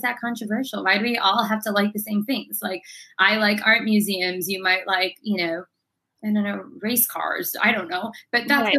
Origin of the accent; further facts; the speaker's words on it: London, United Kingdom; also born or lived in United States; But I was raised in London and the US